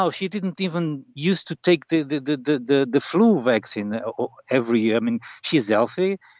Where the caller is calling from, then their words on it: Norte, Portugal; North Portugal.